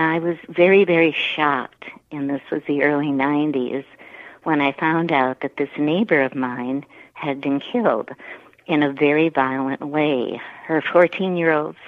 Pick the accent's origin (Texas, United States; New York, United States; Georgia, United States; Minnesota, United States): Minnesota, United States; Saint Paul; moved away as an adult; now in Lancaster, United States; I grew up in the Twin Cities of Minnesota. I was born in St. Paul